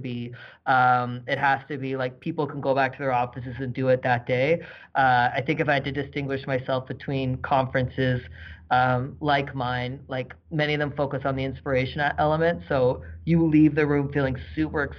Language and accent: English; East Coast, Canada; now in Calgary, Canada; I'm from the East Coast, but not necessarily Halifax.